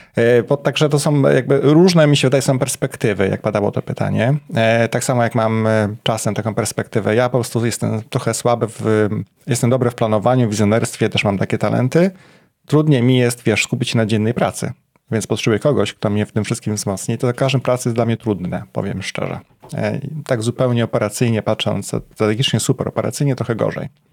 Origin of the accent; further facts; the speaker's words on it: Poznań, Greater Poland, Poland; moved away as an adult; now in Warsaw, Poland; mieszkałem przez x lat w Poznaniu, to było moje rodzinne miasto